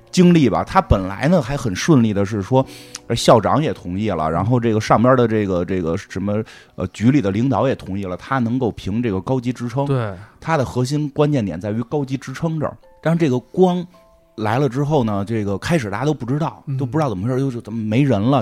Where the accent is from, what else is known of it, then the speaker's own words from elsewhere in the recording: China; 就是我们中国人还在含蓄的